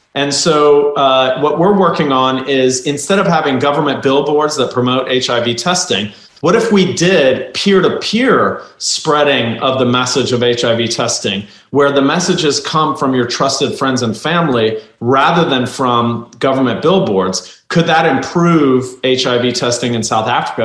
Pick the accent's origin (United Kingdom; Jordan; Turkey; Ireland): Turkey; moved away; I'm from Turkey originally